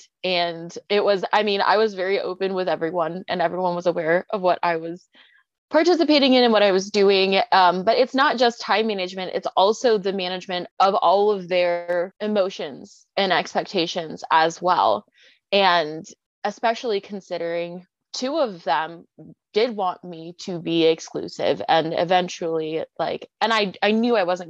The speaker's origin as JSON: {"language": "English", "town": "Portland", "region": "Oregon", "country": "United States", "said": "We're both from Portland, Oregon"}